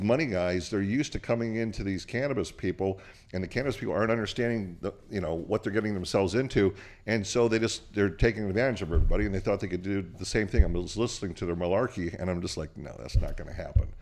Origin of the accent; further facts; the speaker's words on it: Portland, Oregon, United States; also born or lived in Bulgaria; I was born in Portland, Oregon